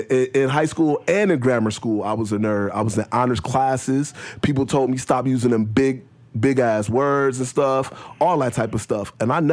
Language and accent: English; Chicago, Illinois, United States; moved away; I come from Chicago.